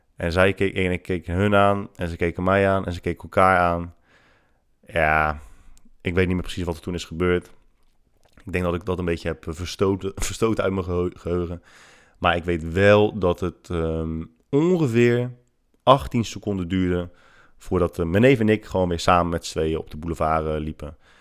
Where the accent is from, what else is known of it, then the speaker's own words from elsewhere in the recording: Netherlands; wij uit Nederland komen